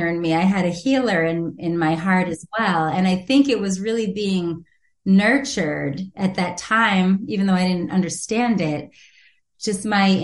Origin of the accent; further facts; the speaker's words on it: Watertown, Massachusetts, United States; also born or lived in Manhattan; I was raised in Watertown, right outside of Boston, Massachusetts, for my whole life.